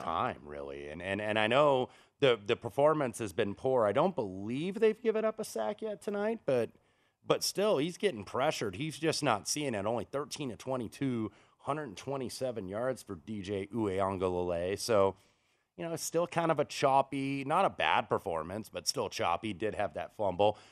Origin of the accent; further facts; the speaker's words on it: Indianapolis, Indiana, United States; moved away; my hometown of Indianapolis